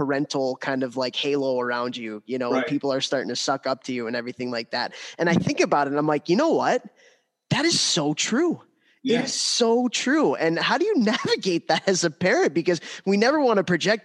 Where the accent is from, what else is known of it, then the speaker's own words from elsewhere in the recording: Chicago, Illinois, United States; now in Central New York, United States; I was born in 1985 in Chicago